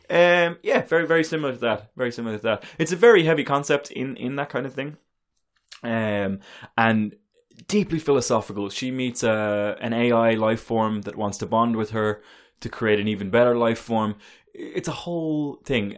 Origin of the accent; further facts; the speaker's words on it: United States; we as American comic book consumers